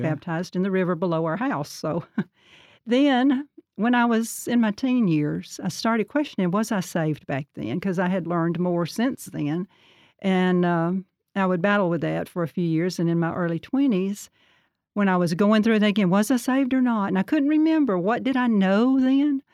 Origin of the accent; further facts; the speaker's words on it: Birmingham, Alabama, United States; also born or lived in Sardis, Alabama; I was born in Birmingham, Alabama, until nine years old, and then we moved to just north of Gardendale, a little community called Sardis